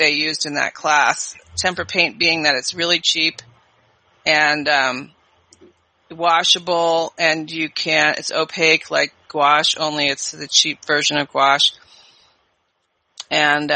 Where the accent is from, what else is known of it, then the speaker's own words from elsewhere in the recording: California, United States; moved away as an adult; also born or lived in New York City; I was from California, so it was a big move.